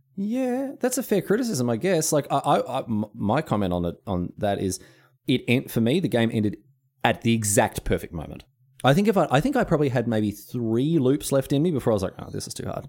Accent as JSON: {"language": "English", "country": "Australia", "said": "I'm Australian. I don't speak American English"}